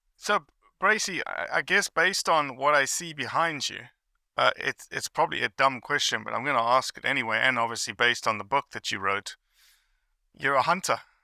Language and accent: English; South Africa; moved away; I grew up in South Africa